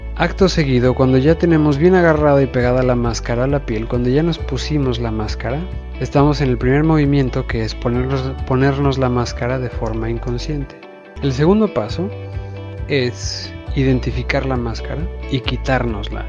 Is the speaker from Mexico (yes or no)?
yes; Mexico; el grueso del mexicano tenemos somos latinos y mucho de nuestra cultura viene de allá